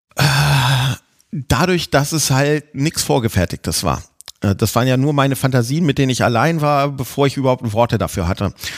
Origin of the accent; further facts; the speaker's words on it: near Hanover, Lower Saxony, Germany; Ich komme auch nicht direkt aus Hannover, von so einem kleinen Kaff direkt vor Hannover